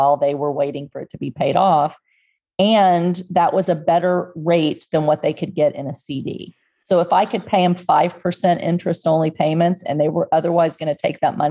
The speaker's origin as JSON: {"language": "English", "region": "Texas", "country": "United States", "tie": "born or raised there", "also_born_or_lived": "Houston, Texas", "moved": "as an adult", "lives_now": "Pennsylvania, United States", "said": "I grew up in Texas and near the water, we were at the beach every weekend, 30 minutes away from my house"}